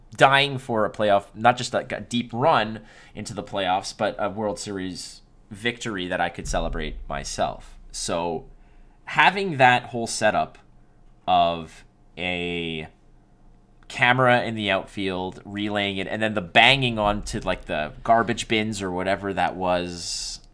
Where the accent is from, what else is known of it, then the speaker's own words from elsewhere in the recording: Montreal, Quebec, Canada; I was born and raised in Montreal